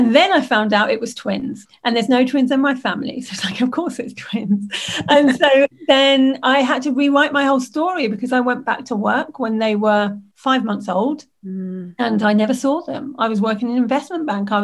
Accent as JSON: {"language": "English", "area": "Lincolnshire", "region": "East Midlands", "country": "United Kingdom", "tie": "born or raised there", "said": "I grew up in Lincolnshire in the United Kingdom"}